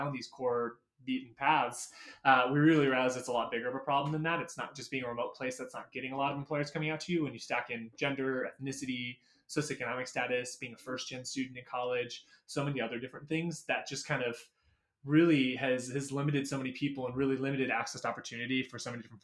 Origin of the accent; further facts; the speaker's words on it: Michigan, United States; I grew up in Michigan, grew up in the Lower Peninsula